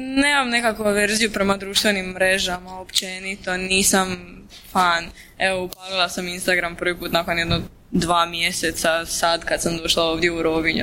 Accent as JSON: {"language": "Croatian", "town": "Vinkovci", "region": "Vukovar-Syrmia County", "country": "Croatia", "said": "kod nas u Vinkovcima, pošto sam ja originalno išla u Vinkovcu u srednju školu"}